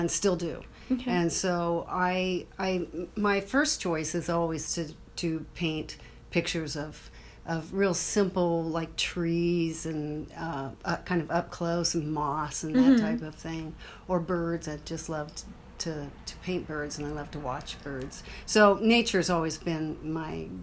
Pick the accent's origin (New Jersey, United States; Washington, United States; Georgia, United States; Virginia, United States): Washington, United States; Othello; also born or lived in Moses Lake, Washington / St. Louis, Missouri / Spokane, Washington; I grew up mostly in Othello, Washington